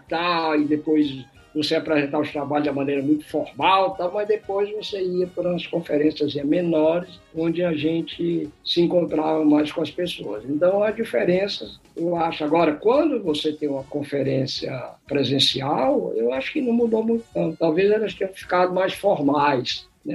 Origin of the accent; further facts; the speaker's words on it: Fortaleza, Ceará, Brazil; moved away; Eu nasci em Fortaleza, me formei em física na Universidade Federal do Ceará